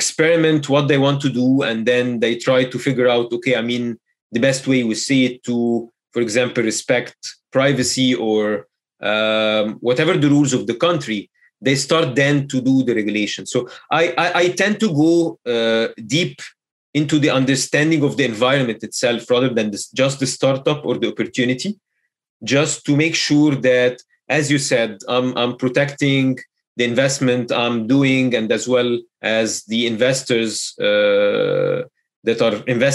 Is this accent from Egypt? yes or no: yes; Egypt; Egypt, of course, being my home country